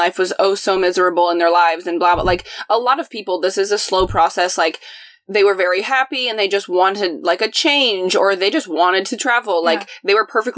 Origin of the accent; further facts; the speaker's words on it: Indianapolis, Indiana, United States; moved away as an adult; also born or lived in Chicago; my hometown